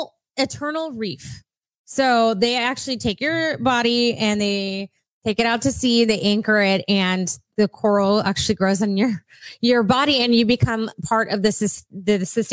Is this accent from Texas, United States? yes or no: yes; South Texas, United States; we grew up in South Texas.